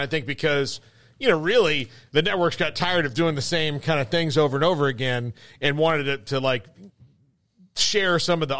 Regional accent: Florida, United States; Florida is such a bizarre place because there are people who are, I grew up there in my formative years, but I'm not necessarily, I wasn't born there.

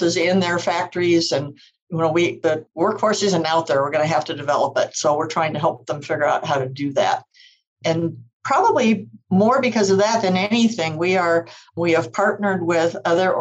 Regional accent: Iowa, United States; moved away; I'm originally from Iowa.

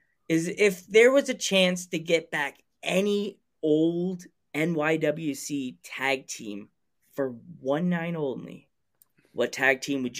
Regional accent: Central Islip, New York, United States; I grew up in Central Islip. That's my old home, hometown.

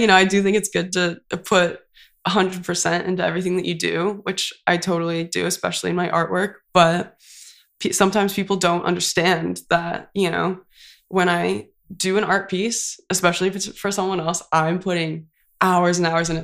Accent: Santa Cruz, California, United States; moved away as an adult; now in Santa Barbara, United States; I went to community college, um, so I'm from Santa Cruz, so I went to Cabrillo College

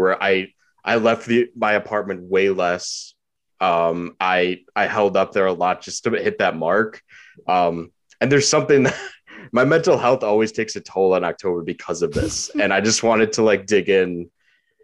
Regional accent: Midwest, United States; I grew up in the Midwest

